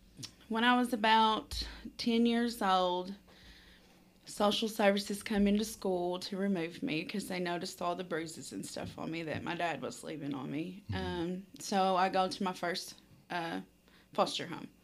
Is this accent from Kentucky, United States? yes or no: yes; London, Kentucky, United States; I was born and raised in London, Kentucky.